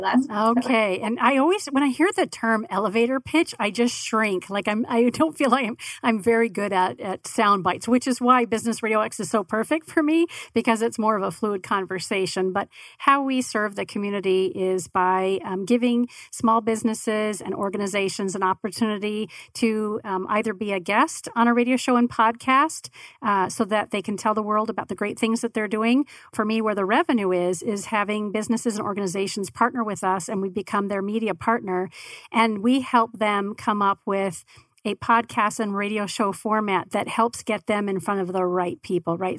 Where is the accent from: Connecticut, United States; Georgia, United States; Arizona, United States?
Arizona, United States; Tempe; also born or lived in San Francisco Bay Area; I grew up in Tempe